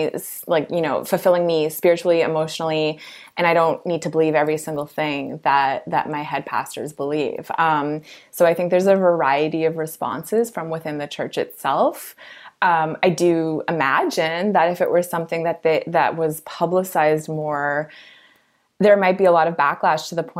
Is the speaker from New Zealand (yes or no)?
no; Toronto, Ontario, Canada; as a Canadian who's grown up and lived in Toronto my whole life